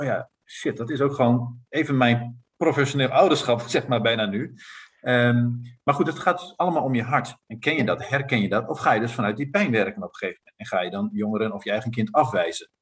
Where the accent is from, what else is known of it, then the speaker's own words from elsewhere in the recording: Netherlands; ik ben Nederlander